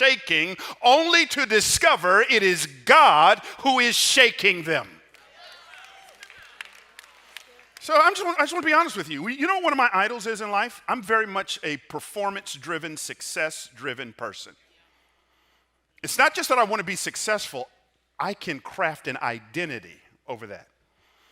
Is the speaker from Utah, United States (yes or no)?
no; Atlanta, Georgia, United States; I grew up in Atlanta